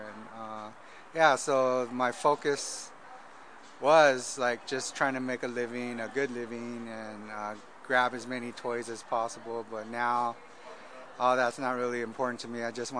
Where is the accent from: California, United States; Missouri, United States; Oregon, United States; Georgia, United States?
California, United States; Southern; growing up in Southern California